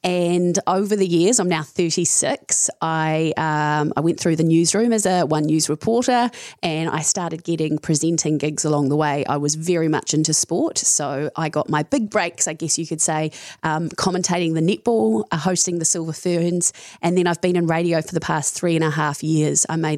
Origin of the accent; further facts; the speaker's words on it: Tarurutangi, Taranaki, New Zealand; So I grew up on a dairy farm in Taranaki, which is about, it's a place called Tarurutangi, which is 10 minutes out of New Plymouth.